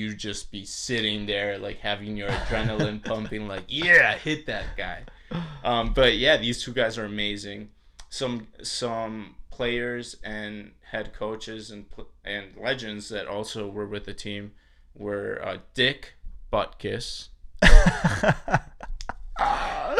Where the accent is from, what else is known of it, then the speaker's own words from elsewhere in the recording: Chicago, Illinois, United States; I was born in Chicago